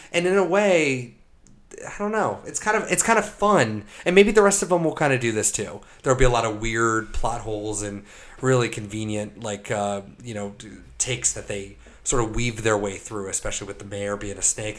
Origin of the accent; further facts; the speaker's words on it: United States; growing up in America